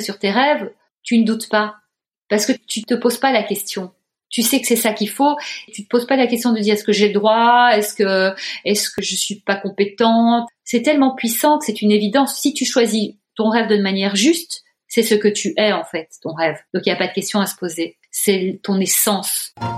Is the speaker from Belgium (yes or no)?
yes; Brussels, Brussels-Capital Region, Belgium; moved away; j'ai grandi dans un beau pays, le plat pays qui est le mien